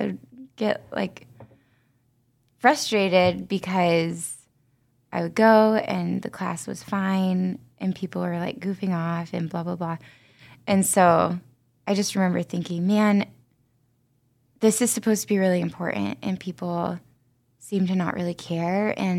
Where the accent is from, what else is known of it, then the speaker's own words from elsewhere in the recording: Fort Recovery, Ohio, United States; I'm from West Ohio, a really small town called Fort Recovery.